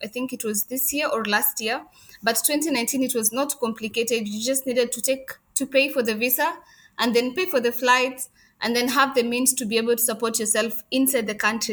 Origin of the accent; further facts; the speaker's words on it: Kenya; moved away as an adult; also born or lived in Afghanistan; now in Dubai, United Arab Emirates; I'm Kenyan